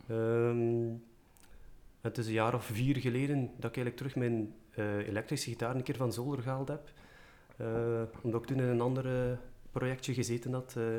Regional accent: Merelbeke, Flanders, Belgium; ik ben van Merelbeke, bij het Gentse

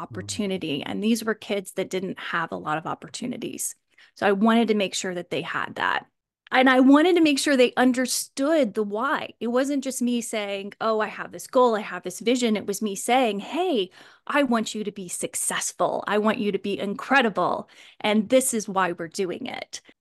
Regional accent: Kansas, United States; I actually grew up in Kansas

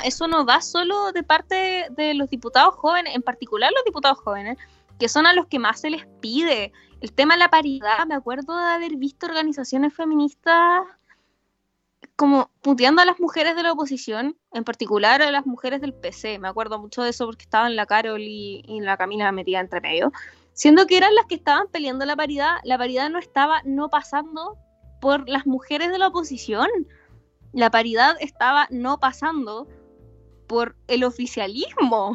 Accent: Chile

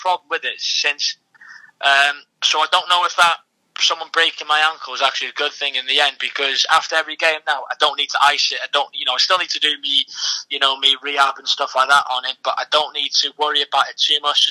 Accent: Wales, United Kingdom; I'm Welsh

